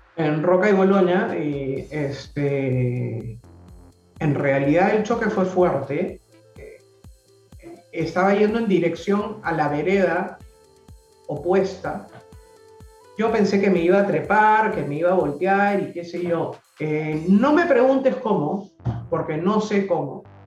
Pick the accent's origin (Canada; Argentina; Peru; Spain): Peru; Lima; also born or lived in Miraflores, Lima; yo nací en Surco